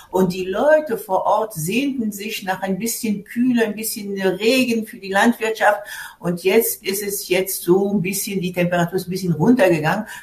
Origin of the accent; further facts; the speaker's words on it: Tunis, Tunis Governorate, Tunisia; German is a second language; was es alles gibt in, in meiner Stadt Tunis, wo ich groß geworden bin.